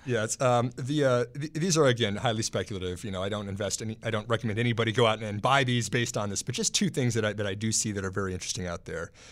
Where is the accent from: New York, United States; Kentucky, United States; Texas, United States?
Texas, United States; now in Alexandria, United States; my home state of Texas